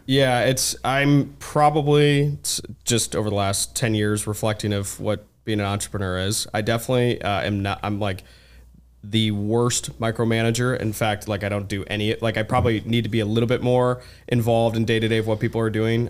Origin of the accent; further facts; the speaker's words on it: Ann Arbor, Michigan, United States; I'm originally from Ann Arbor, Michigan